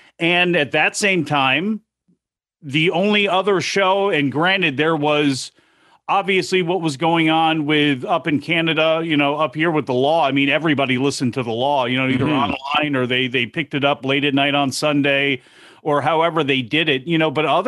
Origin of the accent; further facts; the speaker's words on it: United States; I grew up outside Washington, D.C. There was WTOP, which was an all-news station, a lot of great 50,000-watt stations on AM.